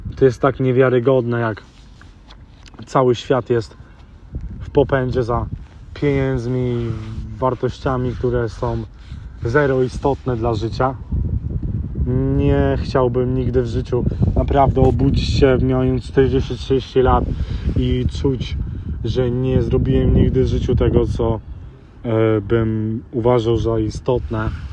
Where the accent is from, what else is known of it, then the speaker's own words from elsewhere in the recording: London, United Kingdom; Dorastając e, w Londynie, w Wielkiej Brytanii